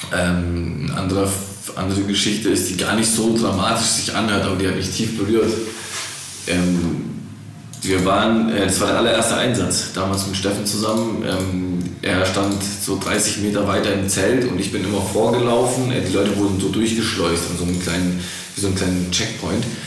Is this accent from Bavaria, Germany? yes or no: no; Black Forest, Baden-Württemberg, Germany; now in Stuttgart, Germany; ich bin hier im Schwarzwald auf die Welt gekommen